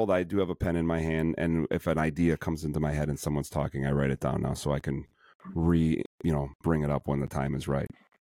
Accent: Chicago, Illinois, United States; accent: Chicago, Midwestern; I'm so sorry for my Chicago accent

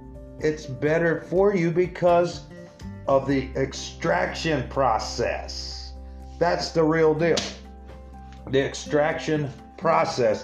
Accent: Springfield, Illinois, United States; right here in the capital city of Illinois, Springfield, Illinois, right here in my hometown

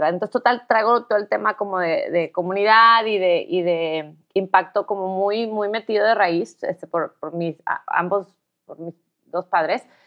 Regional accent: Tampico, Tamaulipas, Mexico; soy de Tampico

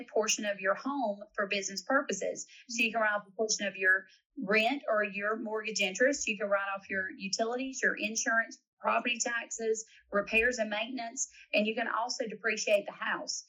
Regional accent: South Carolina, United States; I am from South Carolina

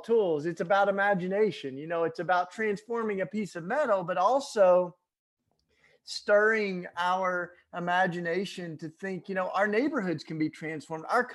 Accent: Tennessee, United States; moved away as an adult; also born or lived in Philadelphia; I grew up in Tennessee and went up to Philadelphia

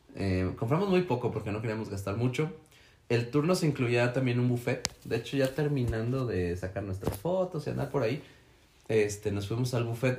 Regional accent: Mexico; soy mexicano

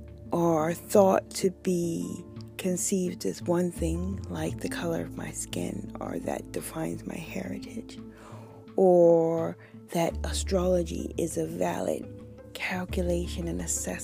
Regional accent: United States; I am not black. And I am American

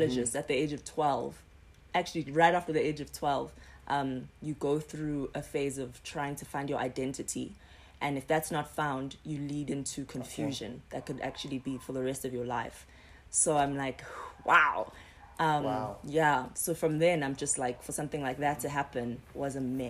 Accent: Durban, KwaZulu-Natal, South Africa; moved away; also born or lived in Johannesburg; I'm from Durban originally.

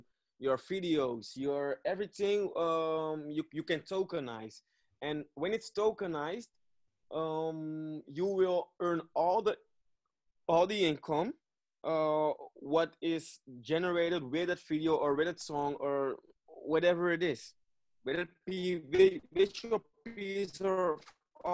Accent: Netherlands; English is a second language; I'm from Dutch. I'm sorry. I'm a Dutchie.

